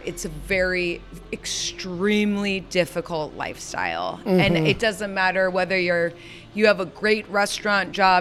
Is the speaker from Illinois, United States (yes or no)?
yes; Chicago, Illinois, United States; moved away; I'm from Chicago